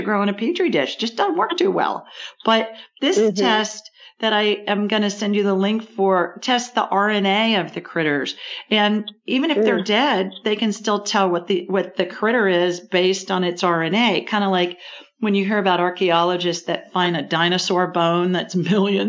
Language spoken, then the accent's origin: English; Columbus, Ohio, United States; moved away; Near Columbus, the city of my birth. Central Ohio, another Central Ohio girl